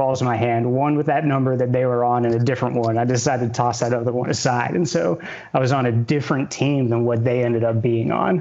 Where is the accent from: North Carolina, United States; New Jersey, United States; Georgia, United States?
North Carolina, United States; Cary; moved away as an adult; now in California, United States; originally from Cary, North Carolina, born and raised there